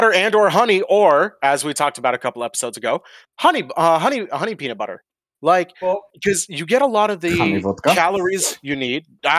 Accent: Georgia, United States; So there's a reason I don't have a Southern accent, even though I was born and raised in the Deep South. Like, I'm from the original fucking capital of Georgia, like the home of the South.

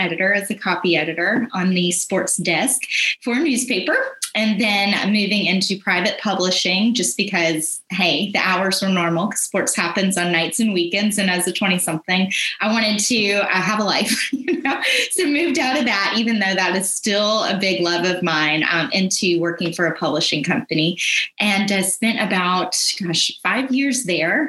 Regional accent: Florida, United States; moved away as an adult; also born or lived in Georgia; now in Atlanta area, Georgia, United States; I grew up in Florida, went to the University of Florida

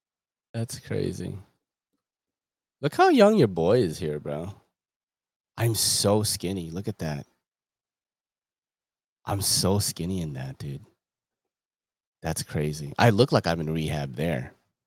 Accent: California, United States; I grew up in SoCal. I've worked at a lot of clinics there.

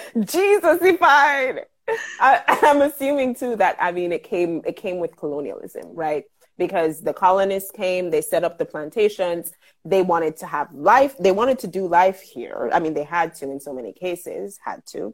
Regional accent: Jamaica; I am a Jamaican living and working in Jamaica

